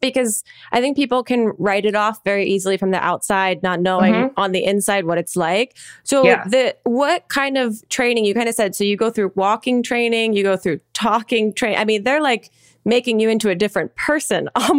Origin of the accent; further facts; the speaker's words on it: New Jersey, United States; I'm from New Jersey, also fellow East Coast.